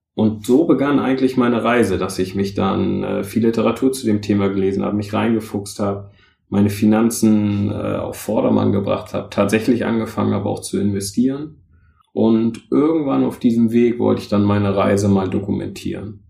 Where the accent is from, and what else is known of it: Northern Germany, Germany; also born or lived in London; now in Rhein-Main area, Germany